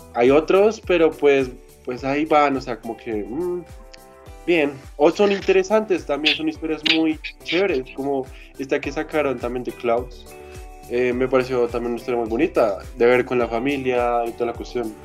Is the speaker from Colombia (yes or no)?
yes; Colombia; somos de Colombia